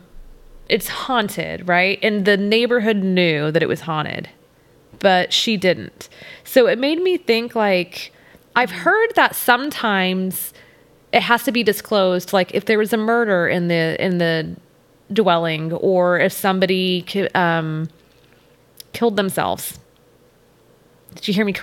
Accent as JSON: {"language": "English", "region": "Texas", "country": "United States", "accent": "Southern"}